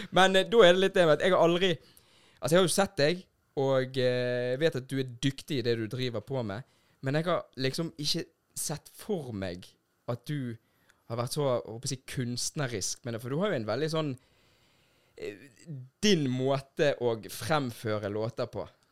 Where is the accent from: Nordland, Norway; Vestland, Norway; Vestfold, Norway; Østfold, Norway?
Vestland, Norway; Bergen; sånn vi bergensere. Vi sitter pris på når det regner